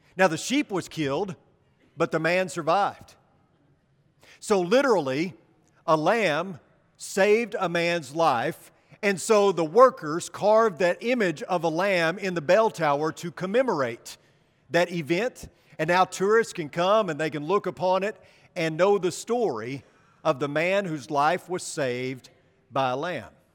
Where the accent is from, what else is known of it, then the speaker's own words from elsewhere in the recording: Arkansas, United States; my home state of Arkansas.